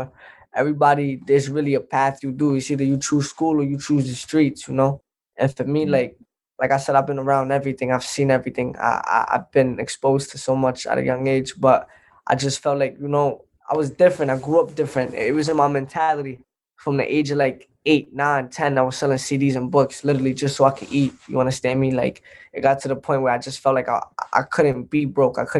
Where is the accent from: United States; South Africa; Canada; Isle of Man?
United States; New York City, New York; I grew up in Brooklyn, New York, Crown Heights to be specific